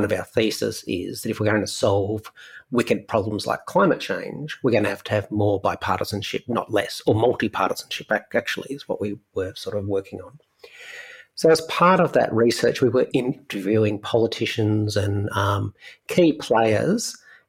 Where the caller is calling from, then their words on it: Melbourne, Victoria, Australia; So I'm here from Melbourne, which is the capital city of the state of Victoria in Australia, down under.